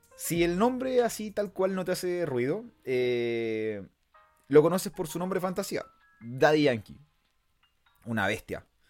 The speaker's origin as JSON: {"language": "Spanish", "town": "Punta Arenas", "region": "Magallanes and Chilean Antarctica", "country": "Chile", "tie": "born or raised there", "said": "Vengo del sur de Chile, de la región más austral del país. Nací en Punta Arenas, región de Magallanes."}